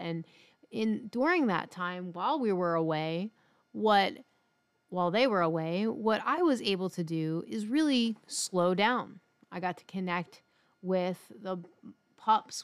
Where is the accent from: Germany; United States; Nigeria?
United States; Philadelphia, Pennsylvania; moved away; growing up in Philly